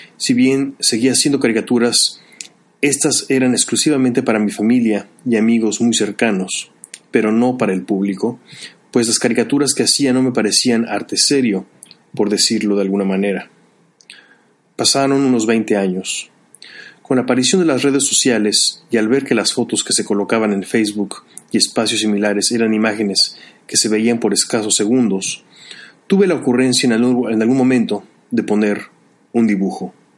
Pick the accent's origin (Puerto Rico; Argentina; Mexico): Mexico; moved away as an adult; also born or lived in Chicago; De niño en la escuela en México siempre se me identificó como el artista